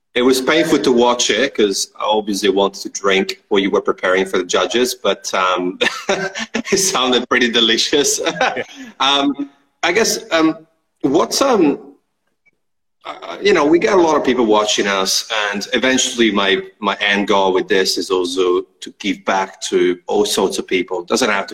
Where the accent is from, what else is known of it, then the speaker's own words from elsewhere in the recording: Italy; English is a second language; moved away as an adult; now in Australia; I moved to Australia maybe 9 years ago, and I'm from Italy originally